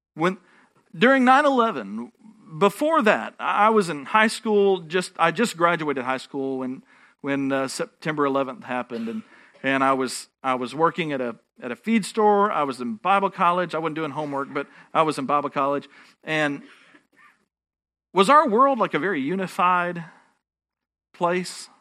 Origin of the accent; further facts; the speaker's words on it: Texas, United States; I'm a Texan